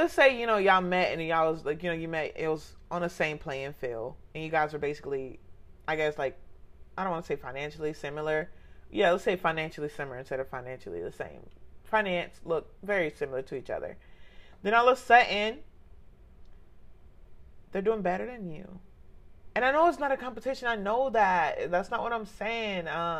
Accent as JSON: {"language": "English", "country": "Jamaica", "said": "I'm a Jamaican, gang, since potty train"}